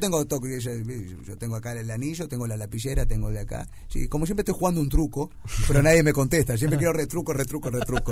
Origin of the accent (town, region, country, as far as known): Uruguay